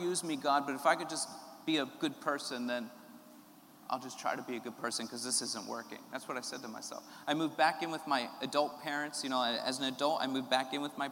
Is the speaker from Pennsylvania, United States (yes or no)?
yes; Philadelphia, Pennsylvania, United States; moved away; I'm from Philadelphia originally, which is a large city in America.